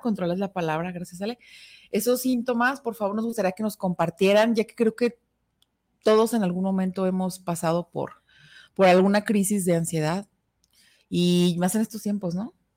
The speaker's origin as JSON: {"language": "Spanish", "town": "Guadalajara", "region": "Jalisco", "country": "Mexico", "said": "somos tapatías"}